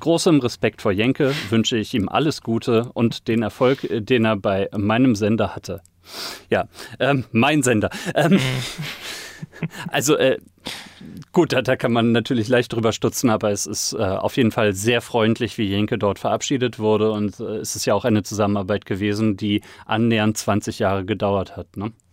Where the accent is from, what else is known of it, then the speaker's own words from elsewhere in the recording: Sauerland, North Rhine-Westphalia, Germany; ich komme aus dem Sauerland, Woll